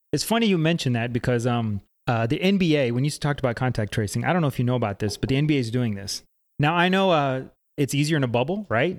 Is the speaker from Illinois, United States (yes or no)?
no; Atlanta, Georgia, United States; We're both from Atlanta